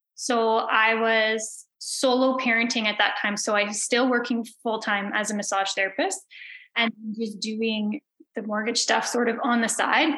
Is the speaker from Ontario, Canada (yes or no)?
yes; Belleville, Ontario, Canada; now in Prince Edward County, Canada; I grew up in Belleville in Ontario. I now live in Prince Edward County